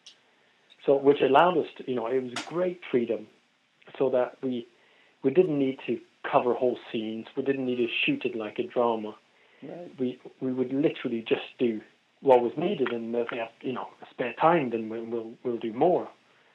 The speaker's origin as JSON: {"language": "English", "country": "Norway", "also_born_or_lived": "London", "moved": "as an adult", "said": "I'm from Norway originally"}